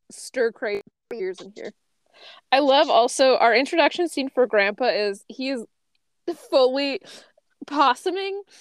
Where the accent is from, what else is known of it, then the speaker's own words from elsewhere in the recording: Phoenix, Arizona, United States; like I know about it because I'm from Phoenix.